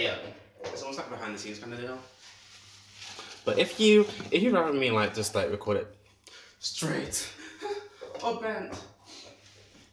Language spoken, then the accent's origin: English; United Kingdom; I'm British as well